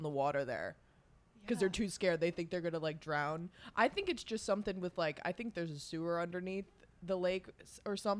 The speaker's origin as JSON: {"language": "English", "area": "East Coast", "region": "New York", "country": "United States", "tie": "born or raised there", "said": "we grew up like on the East Coast."}